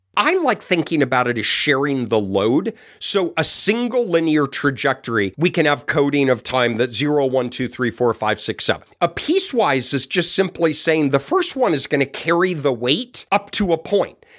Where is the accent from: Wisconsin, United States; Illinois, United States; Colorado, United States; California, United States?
Colorado, United States; I grew up in Colorado